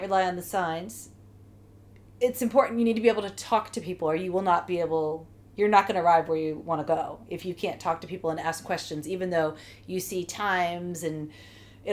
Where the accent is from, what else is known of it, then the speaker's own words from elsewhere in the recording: United States; I'm from the United States